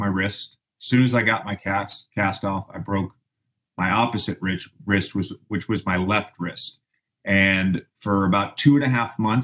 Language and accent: English; Roanoke, Virginia, United States; also born or lived in Tennessee; we grew up in Tennessee and Southwest Virginia